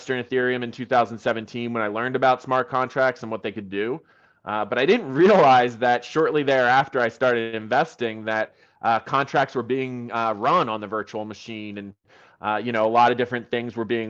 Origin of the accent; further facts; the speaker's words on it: United States; accent: American; I'm American